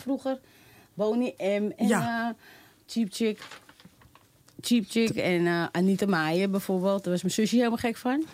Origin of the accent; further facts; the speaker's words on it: Amsterdam, North Holland, Netherlands; Ik ben een echte Amsterdamse